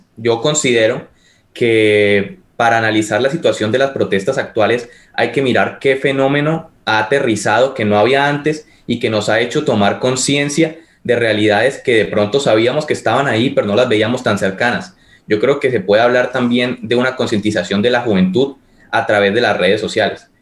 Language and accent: Spanish; Colombia